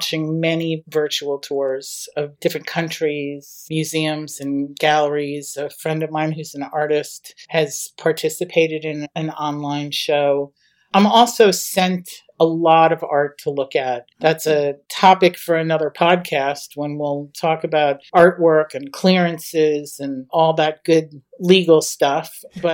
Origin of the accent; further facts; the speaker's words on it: New York City, New York, United States; I am a born and bred Manhattanite